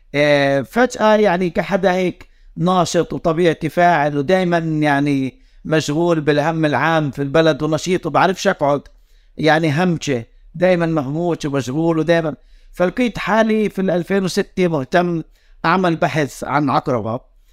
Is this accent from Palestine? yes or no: yes; West Bank, Palestine; accent: Palestinian fellahi; احنا يعني كفلسطينيين